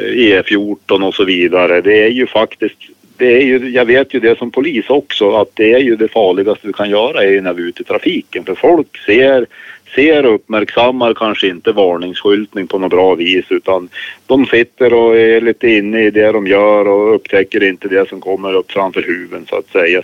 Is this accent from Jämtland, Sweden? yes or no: yes; Östersund, Jämtland, Sweden; accent: northern Swedish; jag hör hemma i Östersund i Jämtlands län